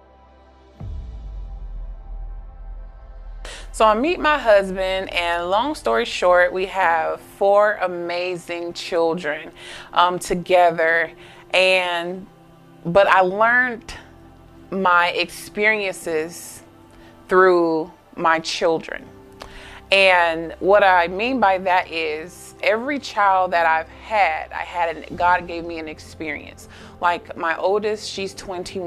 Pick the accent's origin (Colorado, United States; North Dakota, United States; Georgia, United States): Georgia, United States; Augusta; I'm from Augusta, Georgia